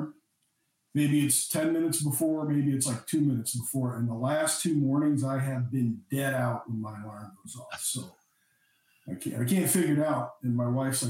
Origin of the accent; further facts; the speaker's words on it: Galion, Ohio, United States; my hometown of Galleon